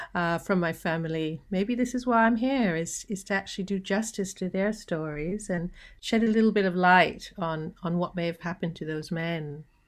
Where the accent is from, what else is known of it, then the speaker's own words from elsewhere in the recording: Canada; moved away as an adult; also born or lived in Jamaica; now in Sydney, Australia; I was born in Jamaica, grew up in Canada, and then I migrated here